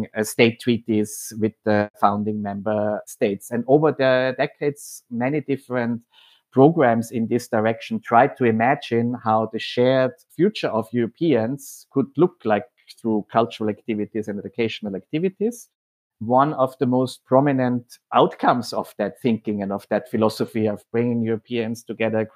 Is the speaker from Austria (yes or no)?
yes; Austria; moved away as an adult; also born or lived in Sarajevo; now in Amsterdam, Netherlands; I'm originally from Austria